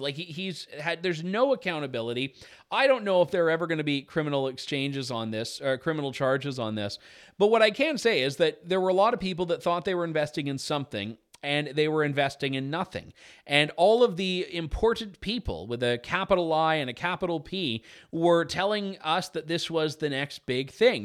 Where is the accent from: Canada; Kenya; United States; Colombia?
Canada; I'm Canadian, I record my show in Canada